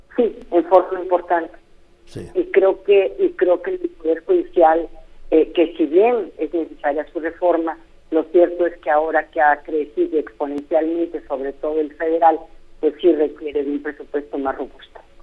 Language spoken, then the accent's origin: Spanish; Mexico